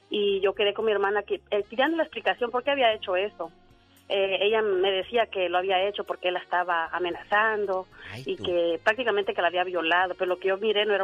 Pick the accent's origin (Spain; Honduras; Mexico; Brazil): Honduras; moved away as an adult; now in United States; una hermana mía se decidió venir de mi país. Yo soy de Honduras.